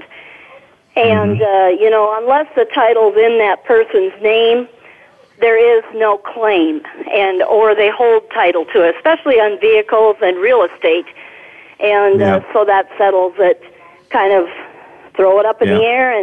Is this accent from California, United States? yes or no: no; South Dakota, United States; moved away as an adult; also born or lived in southwest Minnesota; now in Minnesota, United States; I grew up in South Dakota, never actually came to Minnesota till I was about 18